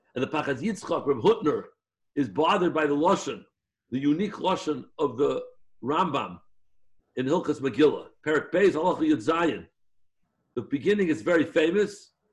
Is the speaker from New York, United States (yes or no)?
yes; New York City, New York, United States; I was born in Chaydish Adar in Jewish Hospital on King's Highway a number of years back